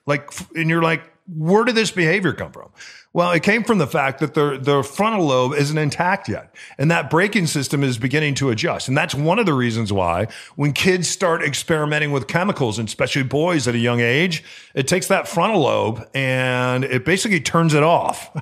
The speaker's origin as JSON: {"language": "English", "town": "Gurnee", "region": "Illinois", "country": "United States", "tie": "born or raised there", "moved": "yes", "lives_now": "Seattle, United States", "said": "where I grew up in Gurnee, Illinois"}